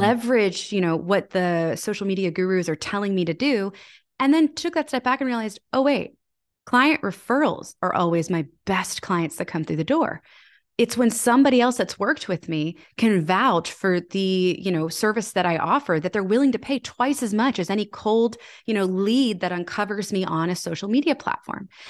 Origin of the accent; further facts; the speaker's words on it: Annapolis, Maryland, United States; my hometown of Annapolis